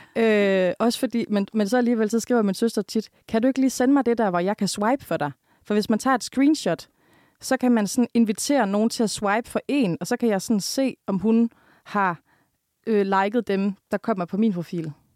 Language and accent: Danish; Jutland, Denmark; er du jyde? Og så er jeg sådan, ja